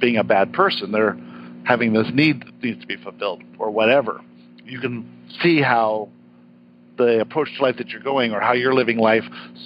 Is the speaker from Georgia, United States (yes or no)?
no; San Diego, California, United States; born or raised there; also born or lived in South Africa